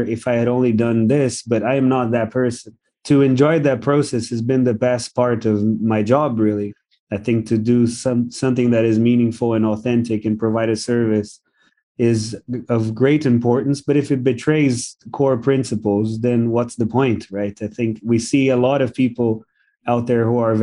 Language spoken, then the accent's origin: English; Brazil; now in Singapore; my upbringing, the fact that I'm from Brazil